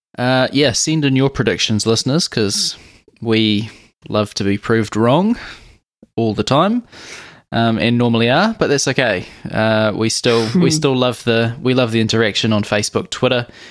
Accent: New Zealand; being a Kiwi

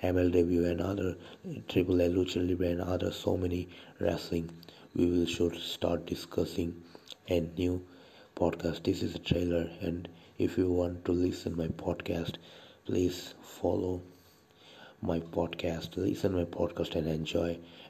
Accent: India; I'm from India

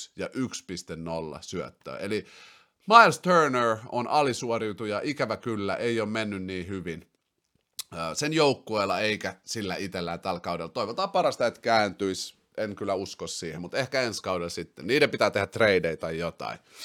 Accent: Finland; also born or lived in Brussels, Belgium / Helsinki; Sitten mä muutin takas Suomeen sieltä Brysselistä, mä olin siellä vuoden

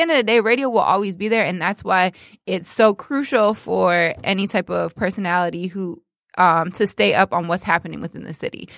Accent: Toronto, Ontario, Canada; moved away as an adult; also born or lived in New York; now in Detroit, United States; I'm from Toronto, but currently, um, you know, kicking it in the D.

